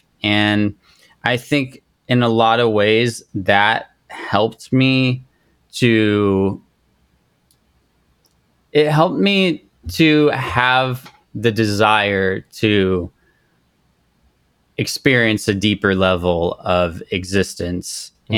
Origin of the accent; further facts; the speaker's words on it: Japan; I grew up in Japan, and this was the first time in a long time I'd like connected with a Japanese person or just that culture in a sense.